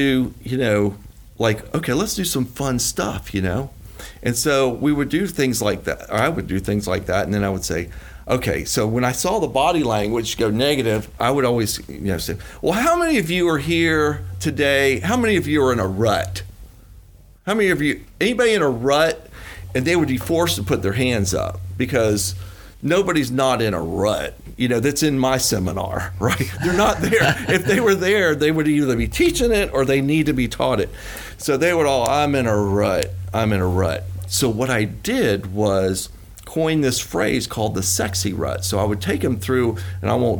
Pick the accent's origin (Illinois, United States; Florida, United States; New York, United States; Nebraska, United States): Florida, United States; Gainesville; I'm from Gainesville, Florida